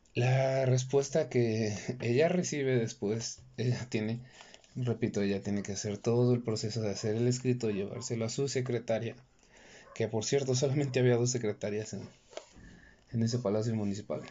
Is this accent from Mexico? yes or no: yes; Mexico; en México, de donde yo soy